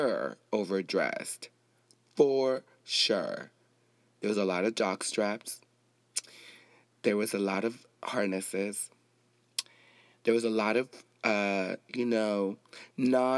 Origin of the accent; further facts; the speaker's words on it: Compton, California, United States; I grew up in Compton. I grew up with black people too.